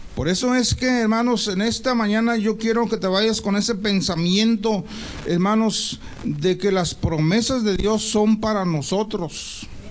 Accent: Mexico; nosotros como mexicanos

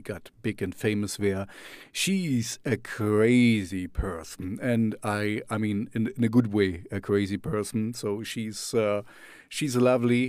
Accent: Jena, Thuringia, Germany; first language German; English is a second language; to Jena, my hometown

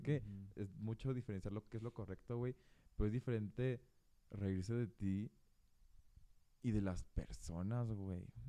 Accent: Mexico

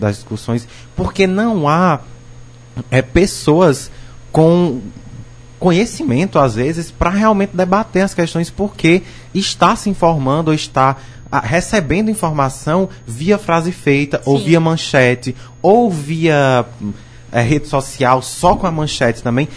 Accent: Northeast Region, Brazil; enquanto nordestino

